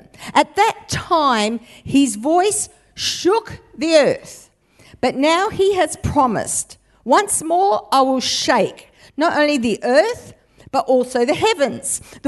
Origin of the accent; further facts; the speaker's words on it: Western Australia, Australia; now in New South Wales, Australia; born, bona fide, born and bred West Australian